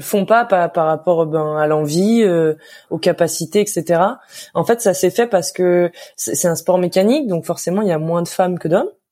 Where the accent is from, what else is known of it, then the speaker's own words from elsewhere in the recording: Lyon, Auvergne-Rhône-Alpes, France; also born or lived in Anglet; je viens de Lyon et ma machine était sur Lyon